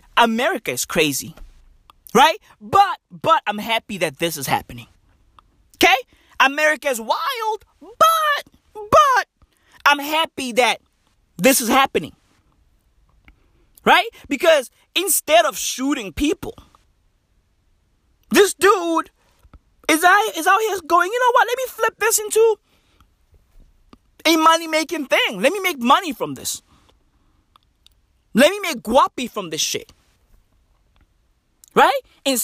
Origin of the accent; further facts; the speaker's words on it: South Africa; I'm South African